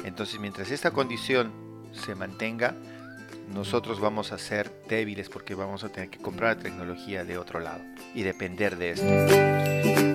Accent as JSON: {"language": "Spanish", "country": "Peru", "said": "En Perú"}